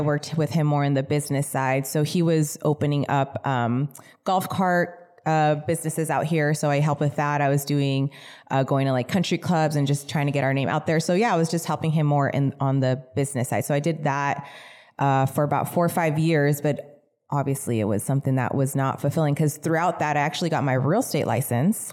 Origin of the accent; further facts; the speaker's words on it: California, United States; also born or lived in Mission Viejo, Orange County, California; pretty much raised in the desert